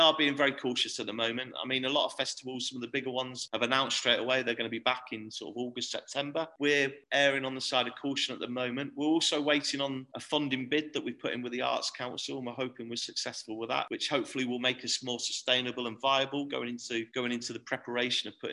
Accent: Torquay, South West England, United Kingdom; moved away as an adult; now in Hull, United Kingdom; It's my hometown. It's where I'm from.

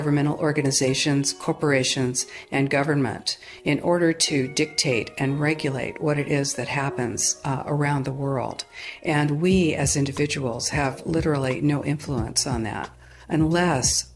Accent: California, United States; I'm from the United States, California

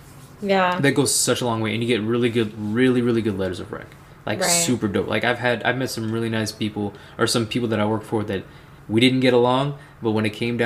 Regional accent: Central Missouri, United States; moved away as an adult; also born or lived in Waco, Texas; I was born and raised in Missouri, man. Central Missouri

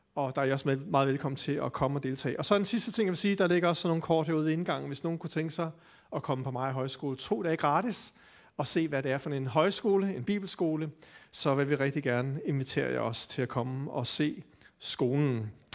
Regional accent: Denmark; som danskere

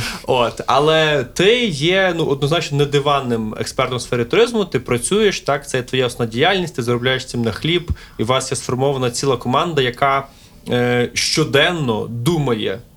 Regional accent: Lviv, Lviv Oblast, Ukraine; мій рідний Львів

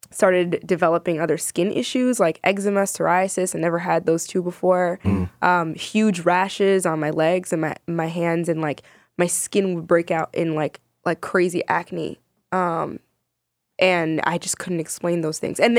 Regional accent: Sudan; now in United States; I am Sudanese American writer uh, and media personality.

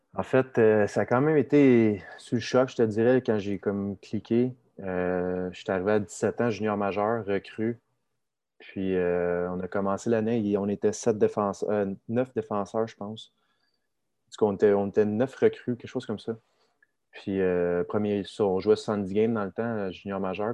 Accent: Saint-Eustache, Quebec, Canada; also born or lived in Sainte-Marthe-sur-le-Lac; j'ai grandi dans Saint-Eustache, de montagne saint marthe sur le lac

